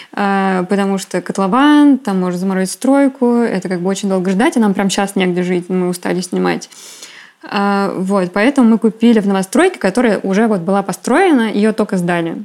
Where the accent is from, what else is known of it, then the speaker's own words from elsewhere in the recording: Volgograd, Volgograd Oblast, Russia; я из Волгограда